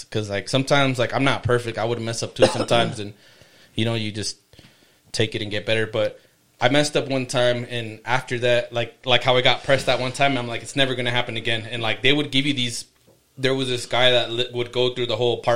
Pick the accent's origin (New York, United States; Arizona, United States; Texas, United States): Arizona, United States; Yuma; moved away as an adult; also born or lived in Los Angeles / Idaho; I grew up in Yuma